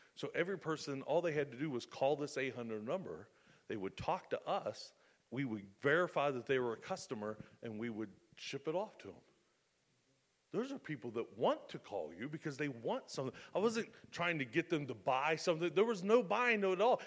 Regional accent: United States; I'm an American

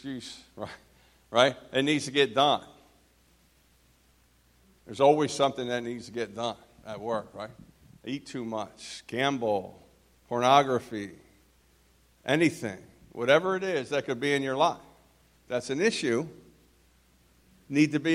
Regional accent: New Jersey, United States; also born or lived in Philadelphia, Pennsylvania; I was born in New Jersey

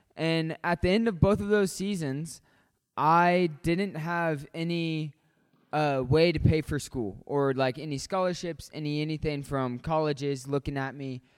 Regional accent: Hutchinson, Kansas, United States; moved away; I'm from Hutchinson, Kansas

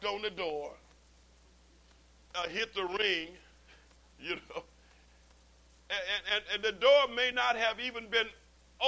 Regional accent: Okmulgee, Oklahoma, United States; Okmulgee, my hometown down in Oklahoma?

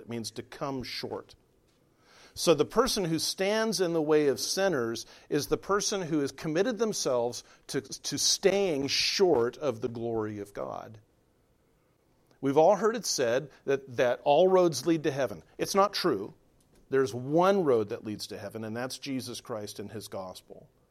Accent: Southern California, United States; I grew up in Southern California

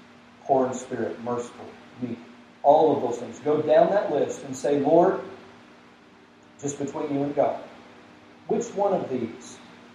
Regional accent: the South, United States; but even growing up in the South, I know a little bit of the value of salt

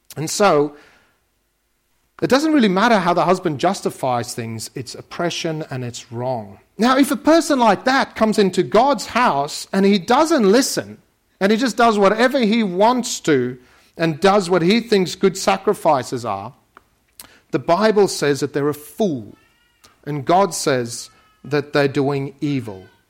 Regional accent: South Africa; moved away; I grew up in South Africa

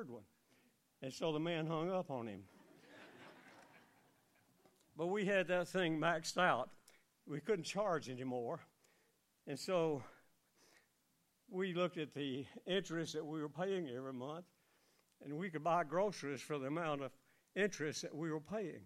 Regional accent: United States; Growing up in Elmore County in the farming atmosphere

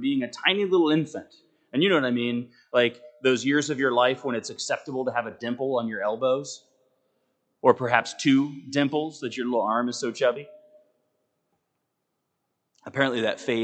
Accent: United States; as American Christians

